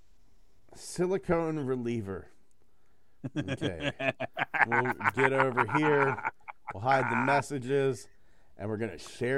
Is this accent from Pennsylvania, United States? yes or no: yes; Johnstown, Pennsylvania, United States; my hometown, Johnstown, PA